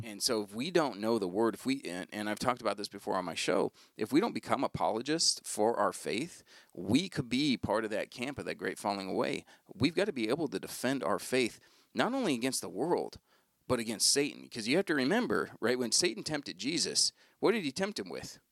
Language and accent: English; United States; we as American Christians